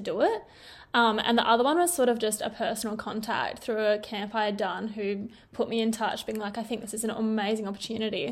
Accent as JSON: {"language": "English", "area": "Corrigin", "region": "Western Australia", "country": "Australia", "tie": "born or raised there", "said": "I grew up on a mixed cropping and f-, sheep enterprise in Coryton, the wheat belt of Western Australia"}